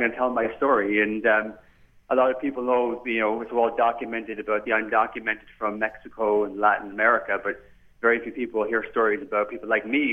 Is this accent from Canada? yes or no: yes; Canada; also born or lived in County Cork, Ireland / United States; I was born in the fine county of Cork, and I grew up here in Canada.